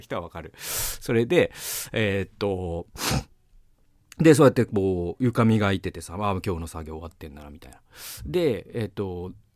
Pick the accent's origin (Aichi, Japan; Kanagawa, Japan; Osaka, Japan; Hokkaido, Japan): Aichi, Japan; Mikawa; also born or lived in Toyohashi / Gamagori; now in Tokyo, Japan; 僕はもう三河出身とか、三河の人間だという自覚が今も失ってないから